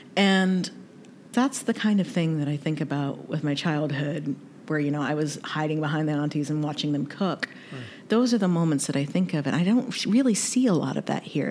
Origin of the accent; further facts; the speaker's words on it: North Carolina, United States; also born or lived in Kentucky; So I was raised in the South, born in Kentucky, raised in North Carolina